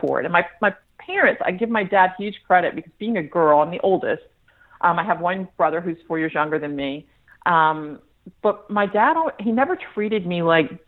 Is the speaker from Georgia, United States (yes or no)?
yes; Atlanta, Georgia, United States; I was born in Atlanta, Georgia. So I'm a Southern girl. I grew up there.